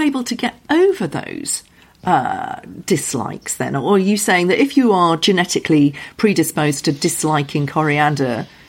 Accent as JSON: {"language": "English", "country": "United Kingdom", "said": "we are terribly British, aren't we, about wind."}